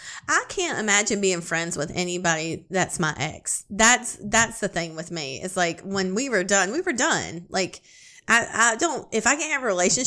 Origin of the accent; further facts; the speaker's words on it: Iowa, United States; I'm from Iowa, and he is from Oklahoma